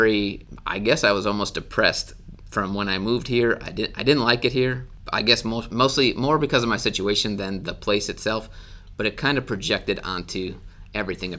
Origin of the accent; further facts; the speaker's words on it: Wisconsin, United States; moved away; I grew up in Wisconsin.